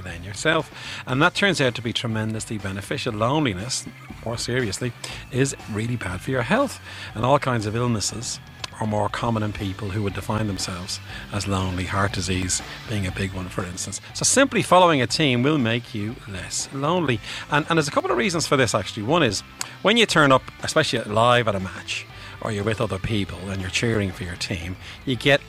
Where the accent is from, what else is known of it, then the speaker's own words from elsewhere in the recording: Bray, Leinster, Ireland; I'm from Bray, County Wicklow